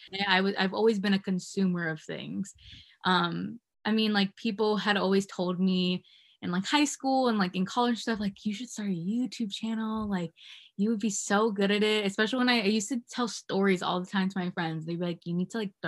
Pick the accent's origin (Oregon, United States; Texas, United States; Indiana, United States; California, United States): California, United States; also born or lived in Virginia; I was born in Virginia and then I moved to California when I was like 10. And then I've stayed here forever because I love it here